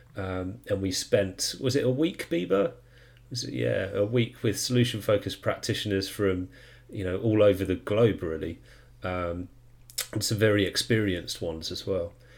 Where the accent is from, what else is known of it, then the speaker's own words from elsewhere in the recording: United Kingdom; I am a UK person from the UK